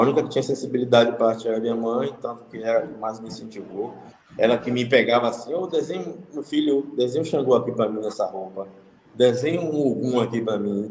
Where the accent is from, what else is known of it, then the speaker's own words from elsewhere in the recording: Salvador, Bahia, Brazil; Da parte de onde eu nasci, da maré.